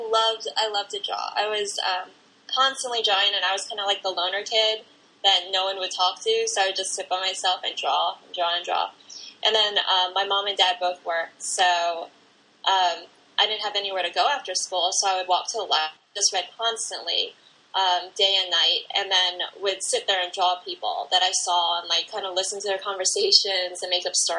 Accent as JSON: {"language": "English", "town": "Pasadena", "region": "California", "country": "United States", "tie": "born or raised there", "said": "I grew up in Southern California in Pasadena"}